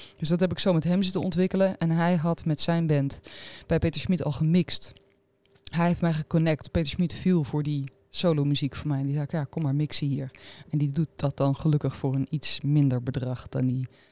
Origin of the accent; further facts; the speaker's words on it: Arnhem, Gelderland, Netherlands; Ik kom uit Arnhem, dus dat is eh, eh, ja, mijn stad ook waar ik woon